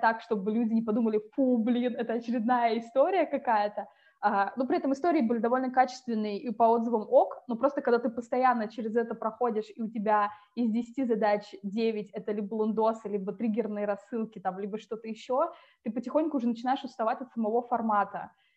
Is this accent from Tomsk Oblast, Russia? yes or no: yes; Tomsk, Tomsk Oblast, Russia; moved away as an adult; also born or lived in Saint Petersburg / France; я из Томска, это Сибирь, я училась там